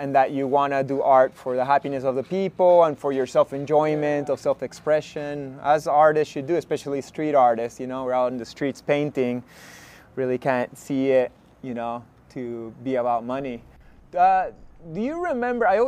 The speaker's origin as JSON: {"language": "English", "country": "Peru", "said": "we're both artists and we're both from Peru"}